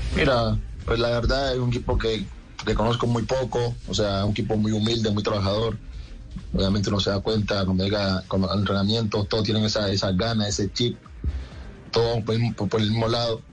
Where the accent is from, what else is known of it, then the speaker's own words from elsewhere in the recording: Colombia; moved away as an adult; also born or lived in Argentina; now in Spain; como colombiano